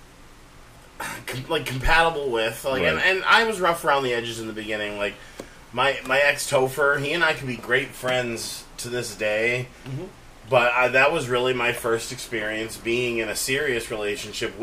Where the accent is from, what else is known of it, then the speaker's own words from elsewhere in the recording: Auburn, Maine, United States; also born or lived in Boston; I grew up in Auburn, Maine